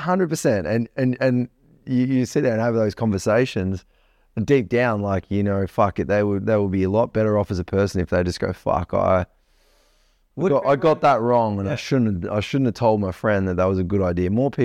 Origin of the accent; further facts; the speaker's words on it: Australia; different from the rest of the world because we are different from the rest of the world, I think, as Australian people.